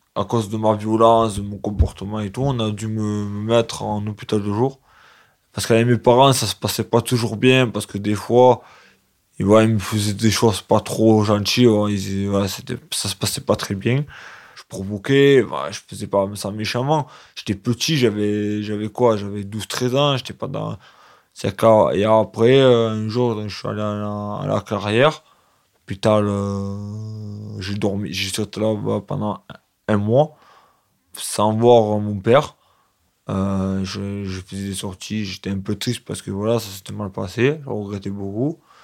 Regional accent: Sénas, Provence-Alpes-Côte d'Azur, France; also born or lived in La Roque-d'Anthéron; J'ai grandi à Sénas, chez mes parents

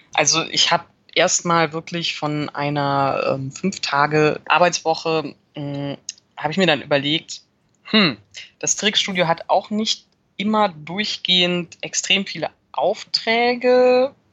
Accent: Cologne, North Rhine-Westphalia, Germany; ich bin in Köln geboren und mein Vater ist auch schon seit den 70ern in Köln

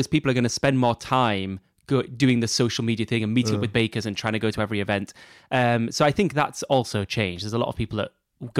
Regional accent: Texas, United States; I don't know if I'm saying that right, but anyway. And I'm from Texas and an elementary school teacher.

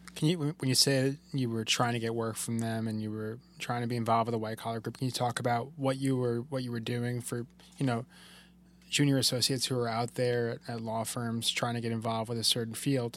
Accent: South Shore, Long Island, New York, United States; I'm from the South Shore

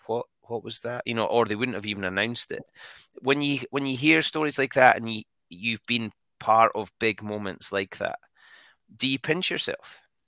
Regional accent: Scotland, United Kingdom; we're Scottish

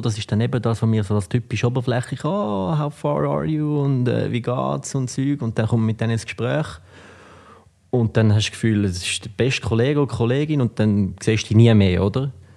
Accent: Switzerland; moved away as an adult; also born or lived in United States; ich bin halt da aufgewachsen

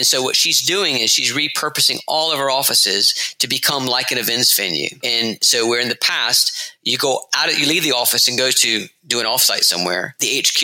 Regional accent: the South, Georgia, United States; moved away as an adult; now in London, United Kingdom; I'm from the South in Georgia, but I've been in London now for 7 years

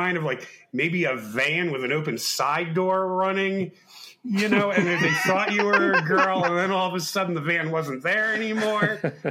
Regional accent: New York City, New York, United States; I was born in the Bronx

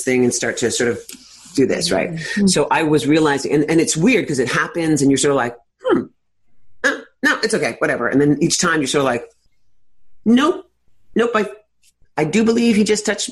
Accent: New York City, New York, United States; I'm a native New Yorker, as I said, born and raised in Greenwich Village

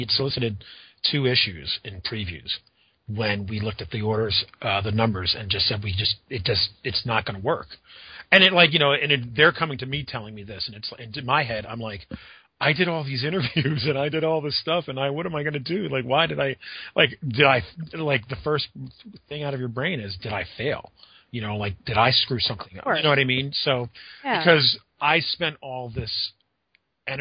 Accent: Pennsylvania, United States; I grew up in Pennsylvania

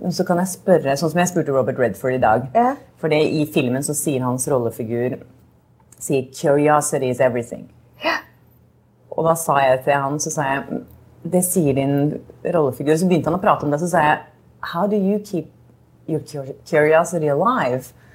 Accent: Norway; moved away; hjemme i Norge

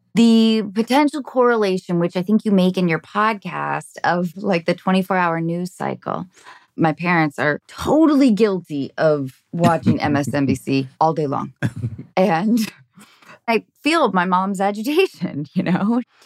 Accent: Seattle, Washington, United States; now in Los Angeles, United States; I'm in L A, but I grew up in Seattle

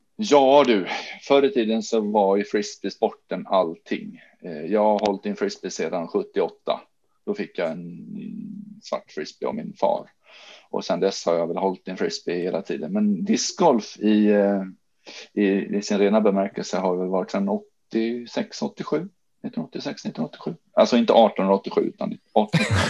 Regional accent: Jönköping, Jönköping County, Sweden; now in Sandviken, Sweden; hemma i Jönköping där jag är uppvuxen

